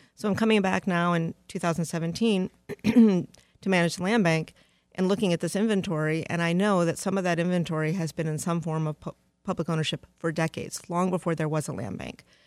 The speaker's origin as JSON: {"language": "English", "town": "Detroit", "region": "Michigan", "country": "United States", "tie": "born or raised there", "also_born_or_lived": "Charlotte, North Carolina / Philadelphia", "moved": "as an adult", "said": "Detroit is my hometown"}